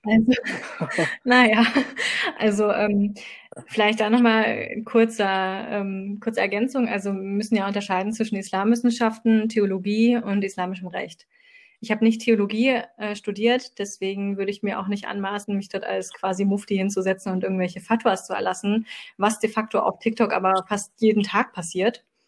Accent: Dresden, Saxony, Germany; ich komme auch aus Dresden

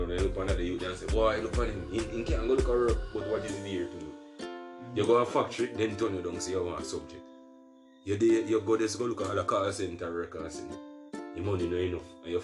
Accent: Jamaica; Me as a Jamaican

